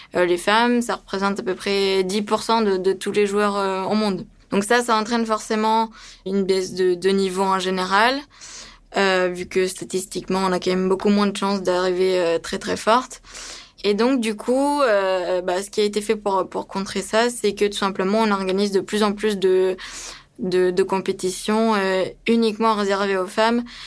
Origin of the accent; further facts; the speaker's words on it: France; also born or lived in Romania; je suis roumaine d'origine, et que on est venu en France quand j'avais quand j'avais 9 ans